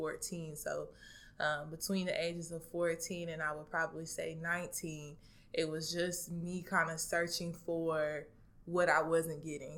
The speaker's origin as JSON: {"language": "English", "town": "Dallas", "region": "Texas", "country": "United States", "moved": "yes", "said": "originally I'm from Dallas, Texas"}